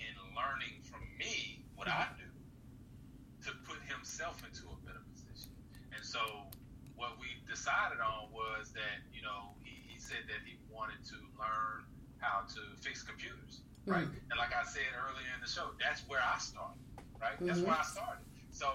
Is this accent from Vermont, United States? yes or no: no; Georgia, United States; I'm from Georgia.